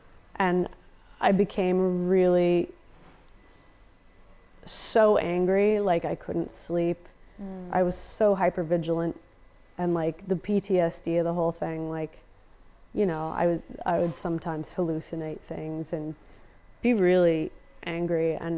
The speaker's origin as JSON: {"language": "English", "country": "United States", "said": "It's okay, I'm American. I'll cry in front of anyone."}